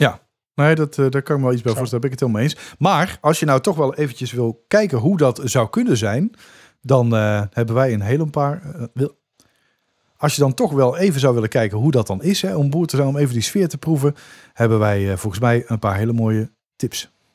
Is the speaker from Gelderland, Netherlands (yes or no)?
no; Dongen, North Brabant, Netherlands; moved away; het dorp Dongen waar ik vandaan kom